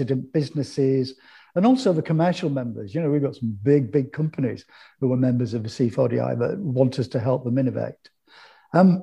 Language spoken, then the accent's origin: English; Hull, Yorkshire and the Humber, United Kingdom; I was born and raised in East Hull.